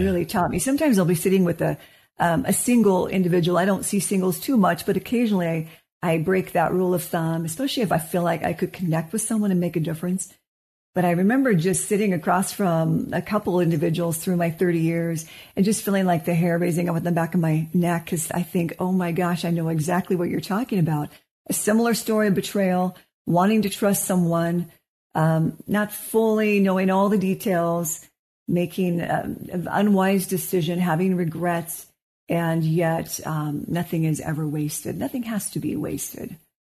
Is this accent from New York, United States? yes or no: no; Wenatchee, Washington, United States; now in Salt Lake City, United States; I am from Wenatchee, Washington.